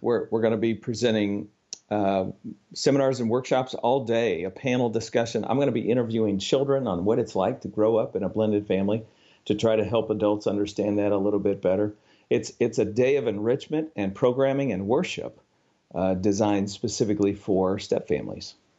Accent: Upper Midwest, United States; now in Arkansas, United States; I'm from the Upper Midwest, uh, originally

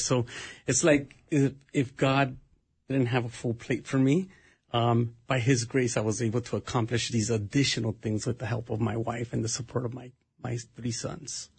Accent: Los Angeles, California, United States; moved away as an adult; now in Minnesota, United States; I'm originally from Los Angeles, California

